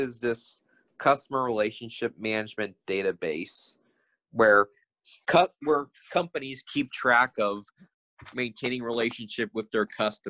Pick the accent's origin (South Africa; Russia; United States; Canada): United States; Coopersburg, Pennsylvania; I'm from Coopersburg, Pennsylvania.